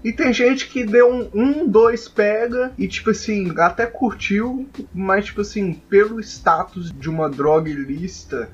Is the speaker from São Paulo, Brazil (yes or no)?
no; Belo Horizonte, Minas Gerais, Brazil; Nós somos de BH também